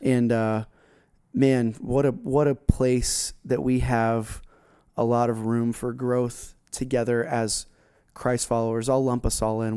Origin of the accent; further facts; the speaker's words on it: South Florida, United States; We grew up together down in South Florida